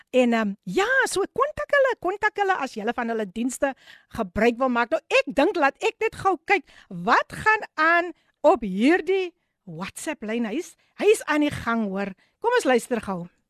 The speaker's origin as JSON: {"language": "Afrikaans", "town": "Somerset West", "region": "Western Cape", "country": "South Africa", "tie": "born or raised there", "said": "ek is gebore in Somers het Wes"}